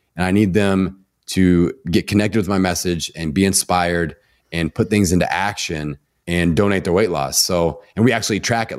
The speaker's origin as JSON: {"language": "English", "region": "Indiana", "country": "United States", "said": "I'm from Indiana. We have mamaws and Papa's here."}